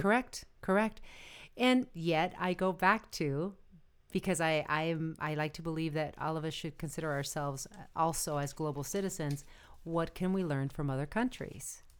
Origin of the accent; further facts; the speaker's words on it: United States; we're all American